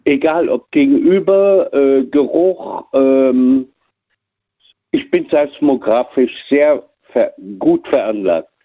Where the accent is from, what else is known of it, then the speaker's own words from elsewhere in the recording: Frankfurt, Hesse, Germany; also born or lived in Cologne; in Frankfurt groß geworden